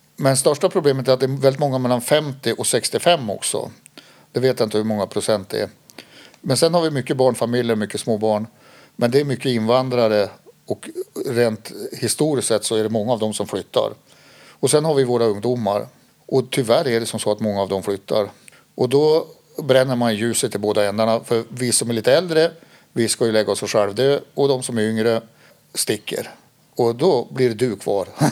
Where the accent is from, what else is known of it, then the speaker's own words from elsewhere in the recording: Skåne, Sweden; now in Härnösand, Sweden; Jag är ju född i Skåne och pappa är född i Västerbotten och min mamma kom från Skåne. Eh, men vi bodde i Skåne då och då fick han ju en tjänst här uppe